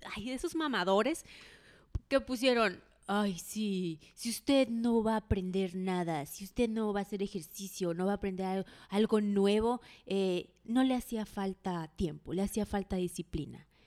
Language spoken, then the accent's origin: Spanish; Mexico; somos mexicanos